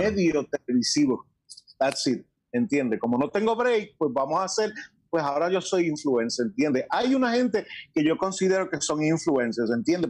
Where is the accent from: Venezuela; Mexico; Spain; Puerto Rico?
Puerto Rico; Añasco; also born or lived in New York; tengo más años vividos en Añasco que en Estados Unidos